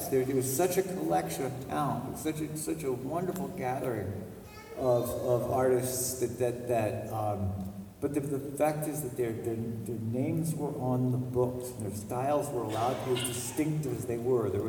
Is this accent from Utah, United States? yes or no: no; Vermont, United States; moved away as an adult; So where are you from? I said, Vermont.